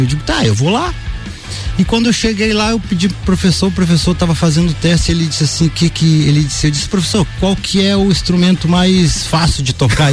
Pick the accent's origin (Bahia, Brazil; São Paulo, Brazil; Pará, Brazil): Pará, Brazil; Santarém; moved away; eu morei, na verdade, a minha infância em Santarém, no Pará